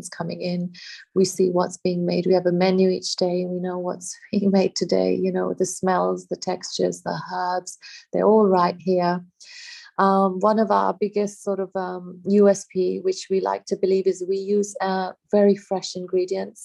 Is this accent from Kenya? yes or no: yes; Kenya; I grew up in Kenya in East Africa